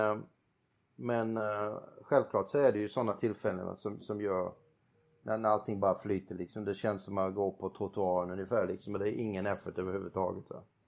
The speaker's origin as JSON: {"language": "Swedish", "country": "Sweden", "moved": "yes", "said": "när man kommer hem till Sverige"}